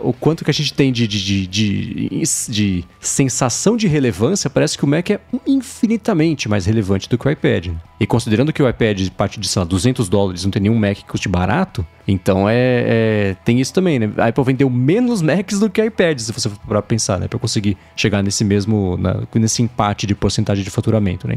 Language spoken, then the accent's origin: Portuguese; Brazil; Eu nasci no Brasil, eu sou brasileiro, família lá atrás, é do Líbano